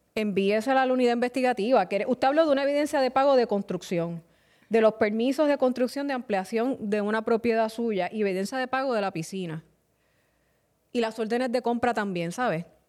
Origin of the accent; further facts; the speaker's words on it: Carolina, Puerto Rico; mi pueblo de Carolina